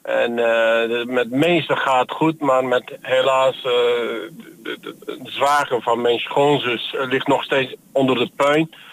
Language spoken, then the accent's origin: Dutch; Iskenderun, Hatay, Turkey; now in Netherlands; dat is mijn geboortestad